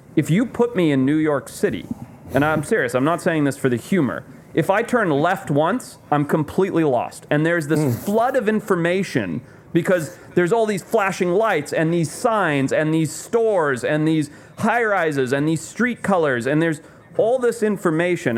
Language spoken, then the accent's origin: English; Zimbabwe; moved away; I grew up in Zimbabwe